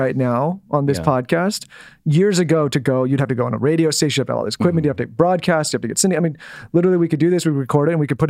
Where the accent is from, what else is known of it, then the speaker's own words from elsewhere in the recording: San Diego, California, United States; moved away as an adult; now in West Hollywood, United States; We live in West Hollywood. We grew up in San Diego.